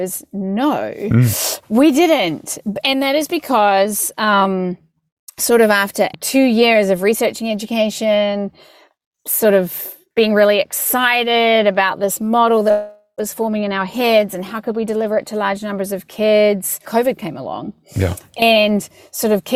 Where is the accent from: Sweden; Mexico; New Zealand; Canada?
New Zealand; moved away; I'm from New Zealand